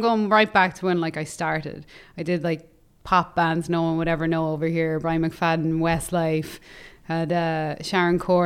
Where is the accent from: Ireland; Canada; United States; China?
Ireland; moved away; in Ireland, my hometown